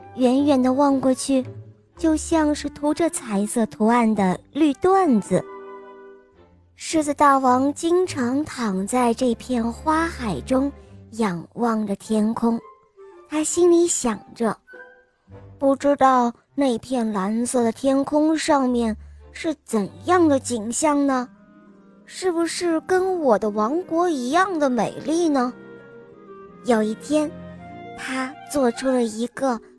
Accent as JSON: {"language": "Chinese", "town": "Xi'an", "region": "Shaanxi", "country": "China", "said": "我今年六岁了，我来自西安"}